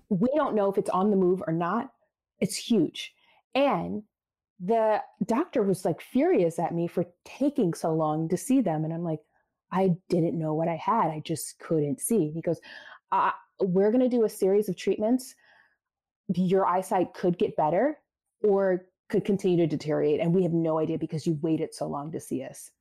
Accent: Baltimore, Maryland, United States; I became a social studies teacher right out of college in my hometown, Baltimore City

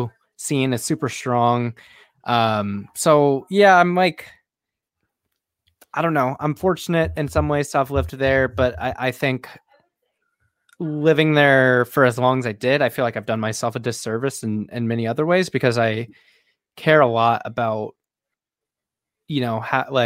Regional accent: Auburn, Washington, United States; also born or lived in Seattle / Burien / Bellingham; I was born in Seattle, and I lived in Burien for like a couple years, which is essentially Seattle. Lived in Auburn, Washington for 18 years

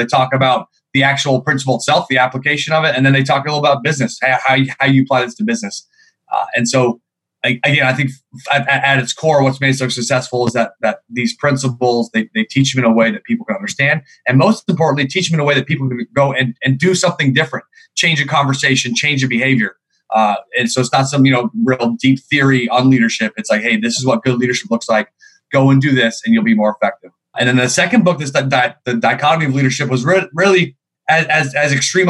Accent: Seattle, Washington, United States; also born or lived in New York; Sure. Well, I'm from Seattle, Washington, originally. Navy brat. My dad was in the Navy for 24 years. I come from a big family.

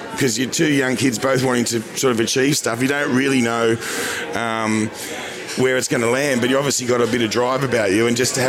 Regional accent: Sydney, New South Wales, Australia; I used to get up as a 13, 14, 15-year-old kid growing up in Western Sydney.

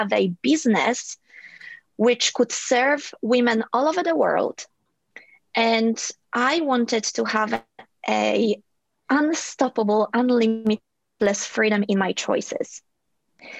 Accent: Poland; also born or lived in Ireland; now in Sydney, Australia; my upbringing had its challenges growing up in Poland

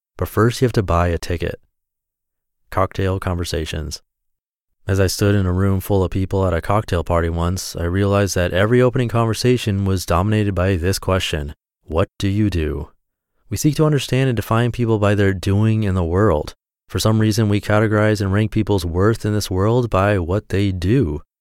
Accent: South Orange County, California, United States; also born or lived in Irvine, California; I was born in South Orange County, California, just a few miles from where I live now, which is in South Orange County, California, still

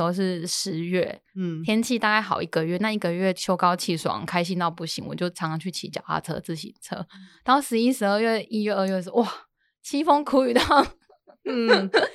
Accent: Sichongxi, Pingtung County, Taiwan; moved away; also born or lived in Jinshan, New Taipei; 的故乡在四重溪

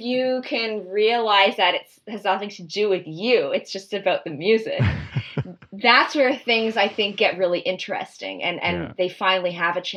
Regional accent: Toronto, Ontario, Canada; I'm from Toronto and my parents live in Toronto and I chose to go to school here.

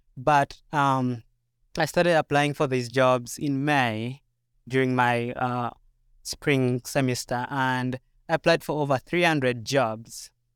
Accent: Uganda; moved away as an adult; now in Minnesota, United States; So, yeah, I came two years ago from Uganda, and I came to do a master's degree.

